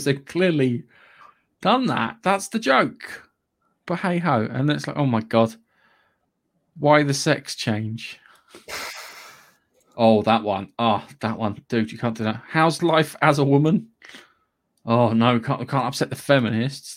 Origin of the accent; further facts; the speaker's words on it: United Kingdom; I'm British.